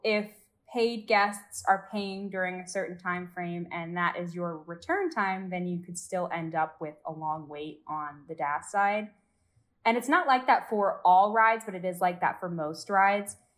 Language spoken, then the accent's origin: English; Georgia, United States; moved away as an adult; now in Orlando, United States; I'm from Georgia